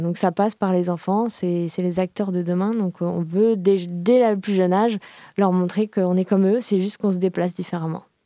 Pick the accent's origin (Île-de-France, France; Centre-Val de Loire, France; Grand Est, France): Île-de-France, France; Paris; now in Nantes, France; je suis parisienne d'origine